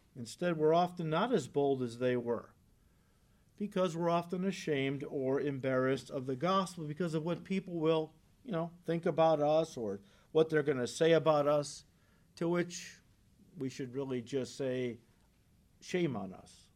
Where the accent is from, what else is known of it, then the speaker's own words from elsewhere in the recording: United States; as American Christians